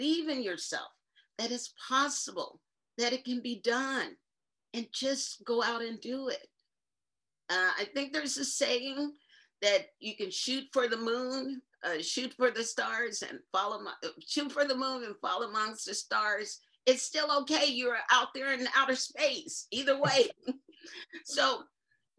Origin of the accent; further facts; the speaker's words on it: Indio, California, United States; I grew up in Indio, California, which is near Palm Springs.